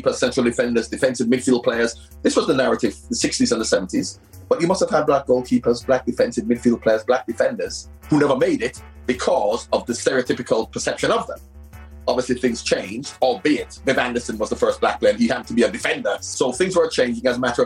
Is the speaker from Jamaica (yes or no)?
yes; Jamaica; moved away; also born or lived in England; I was born in Jamaica